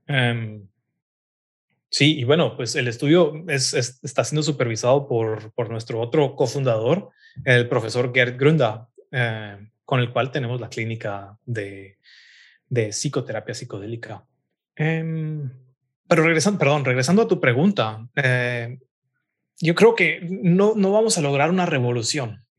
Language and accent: Spanish; Guatemala City, Guatemala Department, Guatemala; moved away as an adult; also born or lived in Hamburg, Germany; now in Berlin, Germany; Yo nací y crecí en la ciudad de Guatemala